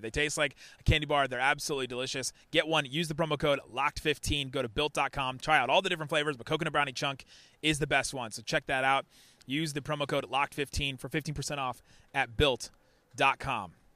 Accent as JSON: {"language": "English", "town": "Cincinnati", "region": "Ohio", "country": "United States", "tie": "born or raised there", "moved": "yes", "lives_now": "Dallas, United States", "said": "I grew up in Cincinnati"}